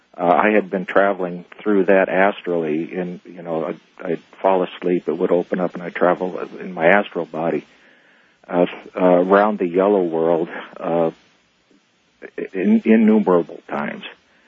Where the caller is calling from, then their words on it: Phoenix, Arizona, United States; I'm calling from Phoenix.